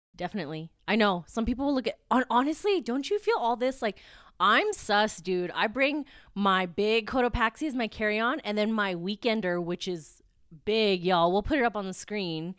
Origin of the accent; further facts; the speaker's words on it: Philippines; I'm Filipino, very proud